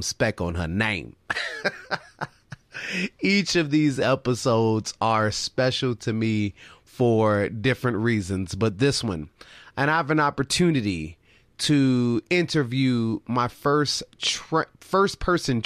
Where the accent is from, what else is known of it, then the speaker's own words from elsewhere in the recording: Chicago, Illinois, United States; Northwestern University in my hometown, Chicago, Illinois